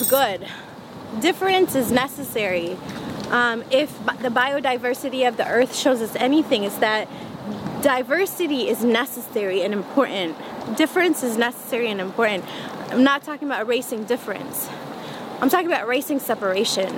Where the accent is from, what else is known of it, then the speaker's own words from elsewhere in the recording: Flint, Michigan, United States; growing up in Flint